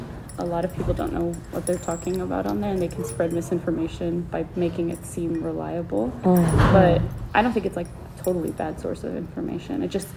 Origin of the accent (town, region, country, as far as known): Argentina; now in Boston, United States